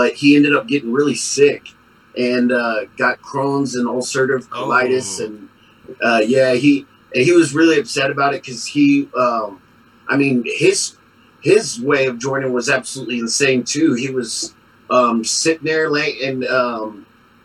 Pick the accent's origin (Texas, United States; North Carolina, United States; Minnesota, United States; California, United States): Texas, United States; San Antonio; now in Colorado Springs, United States; Born and raised in San Antonio